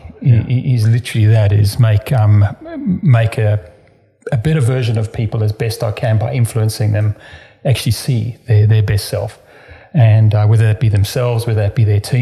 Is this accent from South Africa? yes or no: yes; South Africa; accent: South African; moved away as an adult; now in Australia; You might hear from the strange accent. South African. Yeah, absolutely. Yeah. But I'm an Aussie now too